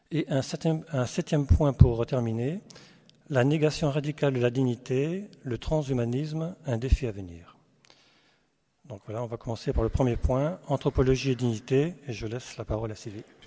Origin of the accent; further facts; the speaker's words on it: Alsace, Grand Est, France; on vient, vient d'Alsace